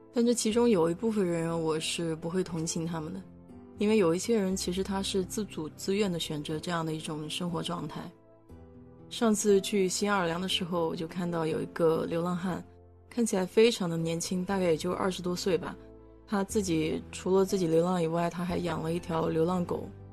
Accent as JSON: {"language": "Chinese", "country": "China", "moved": "yes", "lives_now": "United States", "said": "我们中国人"}